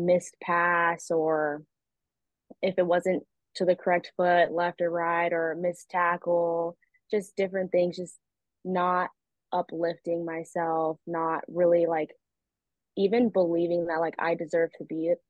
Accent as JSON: {"language": "English", "region": "California", "country": "United States", "moved": "as an adult", "lives_now": "Australia", "said": "I'm from California."}